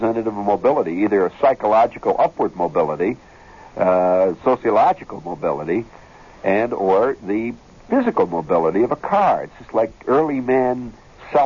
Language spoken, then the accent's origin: English; Kentucky, United States; I'm from Kentucky.